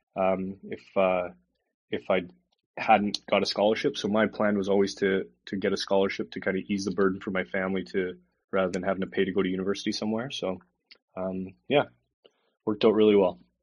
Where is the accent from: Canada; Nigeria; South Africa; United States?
Canada; Calgary, Alberta; moved away as an adult; also born or lived in Edmonton / Belfast; now in Calgary, Canada; my brother and sister were both born in Edmonton, and then I was born in Calgary